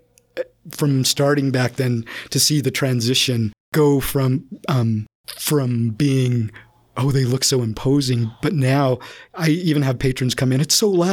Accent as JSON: {"language": "English", "town": "Herriman", "region": "Utah", "country": "United States", "tie": "born or raised there", "said": "I grew up in Harriman and on a farm"}